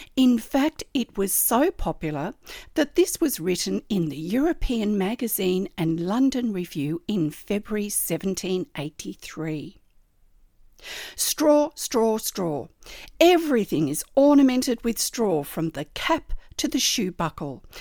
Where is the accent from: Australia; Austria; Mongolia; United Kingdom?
Australia; I'm an Australian textile artist